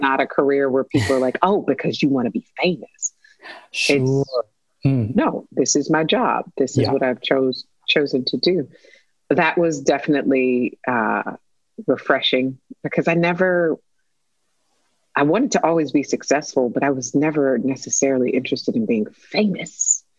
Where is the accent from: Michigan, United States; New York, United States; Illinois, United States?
Michigan, United States; Detroit; I'm from Detroit